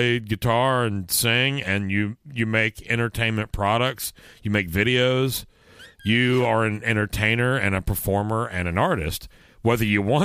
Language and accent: English; Texas, United States; I'm from Texas